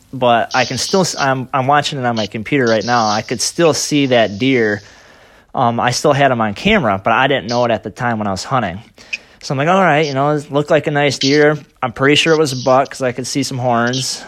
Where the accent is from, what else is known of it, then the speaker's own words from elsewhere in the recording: Michigan, United States; I'm from Michigan